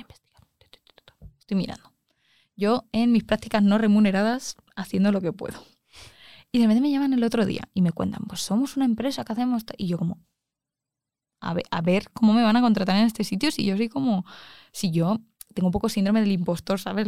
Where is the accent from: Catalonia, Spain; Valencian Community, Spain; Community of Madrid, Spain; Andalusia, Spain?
Community of Madrid, Spain; Arganda del Rey; yo soy de Arganda